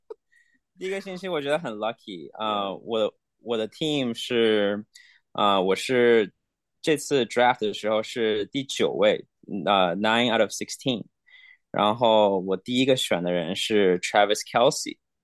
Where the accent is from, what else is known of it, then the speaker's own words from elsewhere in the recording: China; 我们中国人不是很